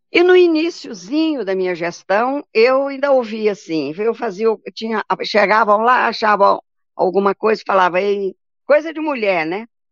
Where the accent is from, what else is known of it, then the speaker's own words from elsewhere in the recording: Bahia, Brazil; now in Goiânia, Brazil; eu sou baiana de raiz